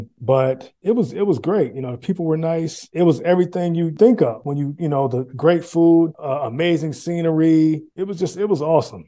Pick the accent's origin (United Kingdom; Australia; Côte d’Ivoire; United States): United States; moved away as an adult; I was always, you know, happy that people knew I was American